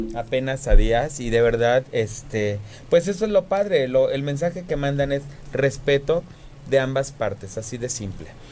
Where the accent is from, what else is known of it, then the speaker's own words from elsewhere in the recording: Cuernavaca, Morelos, Mexico; yo vengo de Cuernavaca, Morelos